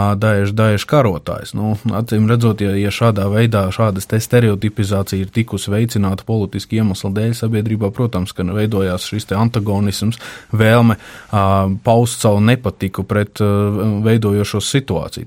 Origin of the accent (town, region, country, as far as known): Latvia